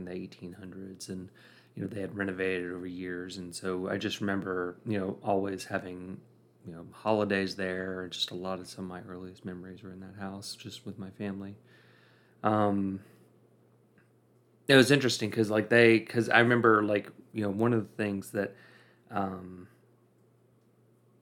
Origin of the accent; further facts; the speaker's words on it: Rankin County, Mississippi, United States; also born or lived in Austin, Texas; I was born in Austin, Texas, and I have one sister. She's 5 years younger. She was born in Mississippi, Madison, Mississippi. I grew up in unincorporated Rankin County, Mississippi, in the middle of nowhere